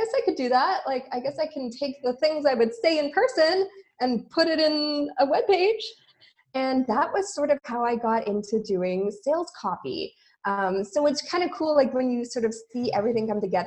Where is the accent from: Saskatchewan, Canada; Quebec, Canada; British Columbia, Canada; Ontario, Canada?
British Columbia, Canada; Vancouver; moved away as an adult; now in Montreal, Canada; I'm from Vancouver, Canada